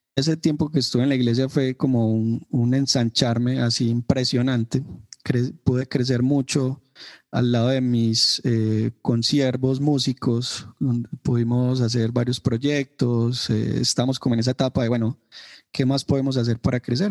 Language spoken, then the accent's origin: Spanish; Medellín, Antioquia, Colombia; yo soy de la ciudad de Medellín, Colombia, eh, soy paisa, como nos suelen decir a los ciudadanos de Medellín.